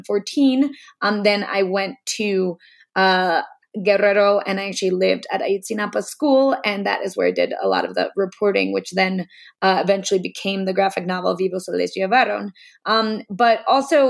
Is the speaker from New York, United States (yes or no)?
yes; New York City, New York, United States; moved away as an adult; now in Mexico; I'm originally from New York City, and I've been living and working in Mexico for the past 10 years